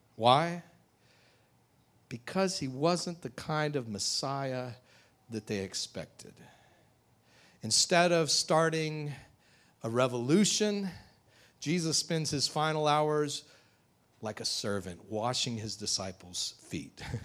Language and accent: English; United States; modern American Christians